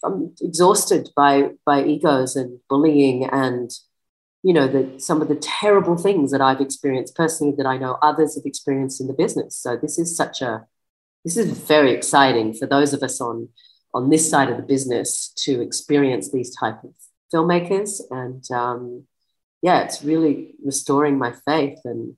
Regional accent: Australia; born there; Yeah. Australian born, but a lot of, British influence, for better or worse.

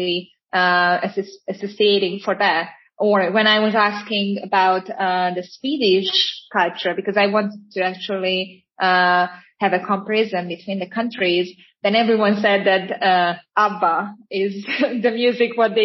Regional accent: Hungary; I am actually from Hungary

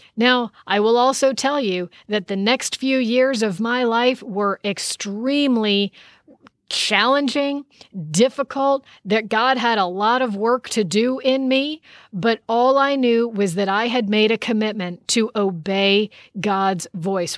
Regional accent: United States; I am born as an American

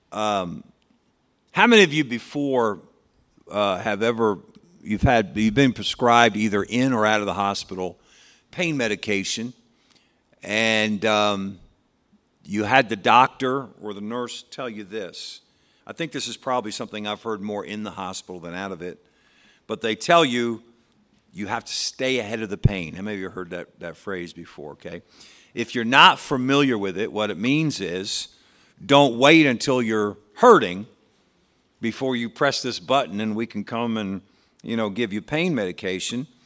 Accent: South Dakota, United States; You know, I was raised in South Dakota, and that's just what we do, you know.

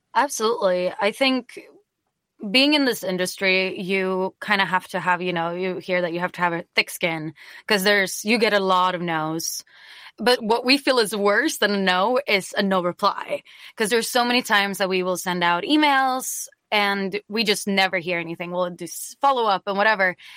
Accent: Stockholm, Stockholm County, Sweden; also born or lived in Green Bay, Wisconsin; I'm originally from Stockholm, Sweden, and when I was 17, I was an exchange student

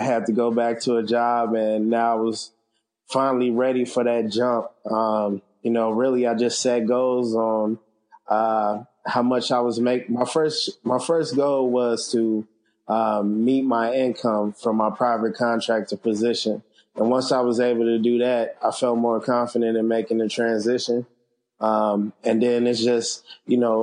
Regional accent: Chicago, Illinois, United States; moved away; I'm originally from Chicago, graphic designer, web developer.

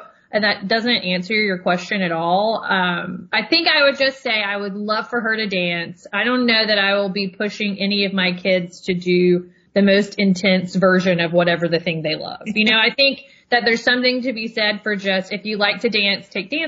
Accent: Tennessee, United States; moved away; also born or lived in Georgia; I'm from Tennessee

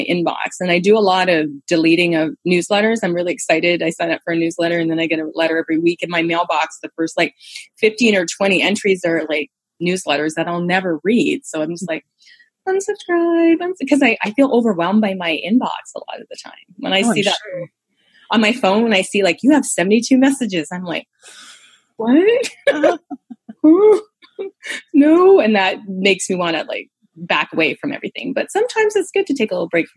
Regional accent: Canada; I'm Canadian

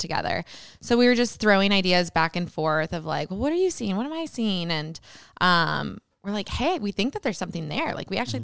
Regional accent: Britt, Iowa, United States; I grew up in rural Iowa in a little town called Britt.

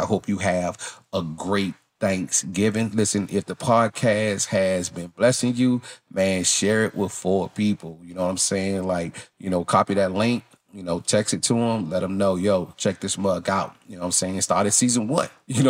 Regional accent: Mississippi, United States; You know, I grew up in Mississippi, so it's different.

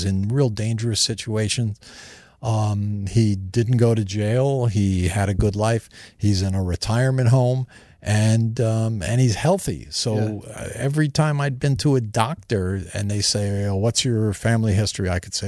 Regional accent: New York, United States; also born or lived in New Jersey; I grew up in New York and New Jersey when my stepdad and mother divorced.

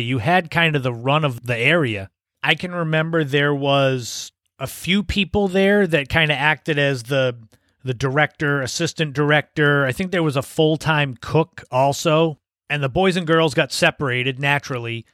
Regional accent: Cape Cod, Massachusetts, United States; growing up on the Cape, obviously, I spent lots of time at the beaches

